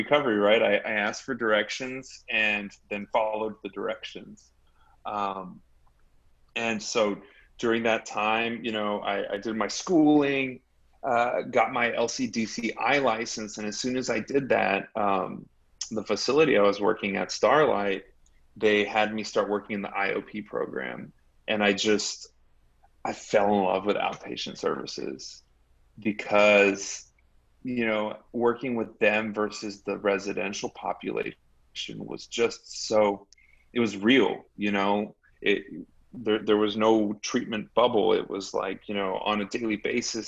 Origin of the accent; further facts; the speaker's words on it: Laredo, Texas, United States; I grew up in Laredo